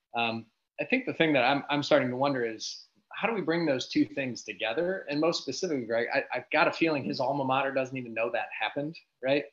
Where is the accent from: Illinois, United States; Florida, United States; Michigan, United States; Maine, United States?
Michigan, United States; I'm from Michigan